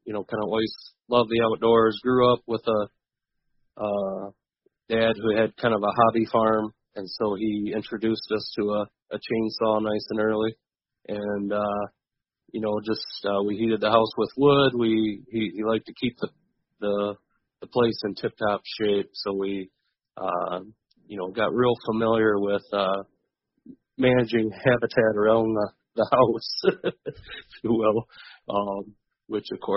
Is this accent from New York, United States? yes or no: no; Hudsonville, Michigan, United States; also born or lived in Ohio; I grew up in West Michigan, on the outskirts of a little town called Hudsonville